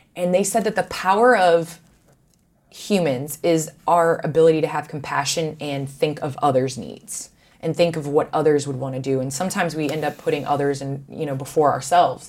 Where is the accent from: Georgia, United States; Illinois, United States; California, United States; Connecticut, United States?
Illinois, United States; Chicago; I am a Chicagoan. So obviously, I grew up watching the Bulls.